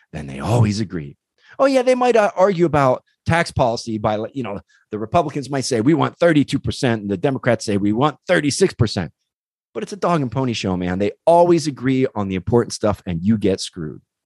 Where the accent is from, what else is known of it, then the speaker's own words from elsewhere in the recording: East Coast, United States; now in California, United States; I grew up on the East Coast.